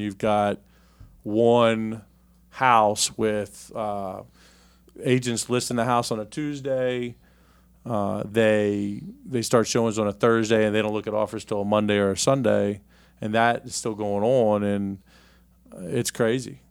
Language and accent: English; Richmond, Virginia, United States; I grew up here in Richmond, Virginia